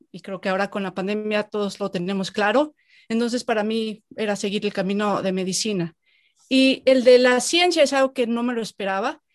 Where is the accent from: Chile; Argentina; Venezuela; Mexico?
Mexico; moved away as an adult; yo hace muchos años me fui de México